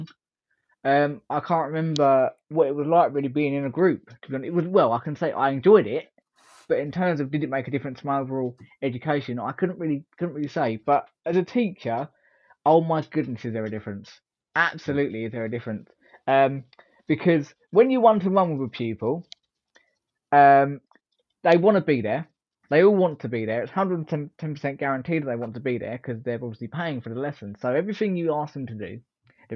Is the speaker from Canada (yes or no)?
no; Essex, East of England, United Kingdom; moved away as an adult; now in Luton, United Kingdom; born and bred in Essex, as you can probably tell from my accent